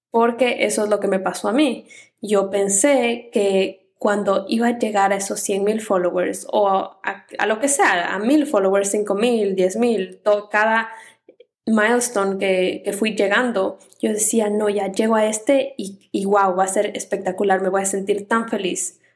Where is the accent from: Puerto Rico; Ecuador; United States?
Ecuador; yo soy ecuatoriana